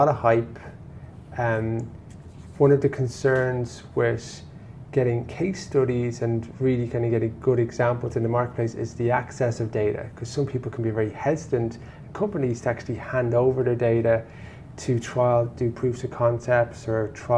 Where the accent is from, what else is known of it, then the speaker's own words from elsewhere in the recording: Ireland; we're an English-speaking country